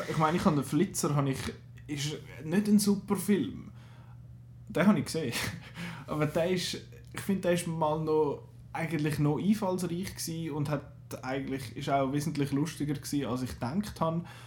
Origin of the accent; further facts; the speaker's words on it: Switzerland; bei uns in der Schweiz